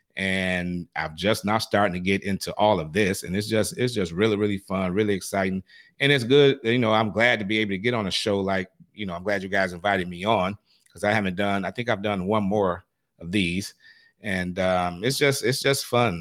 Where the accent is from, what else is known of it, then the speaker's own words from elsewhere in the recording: Detroit, Michigan, United States; moved away; originally I'm from Detroit. I don't know if I mentioned that, but I am originally from Detroit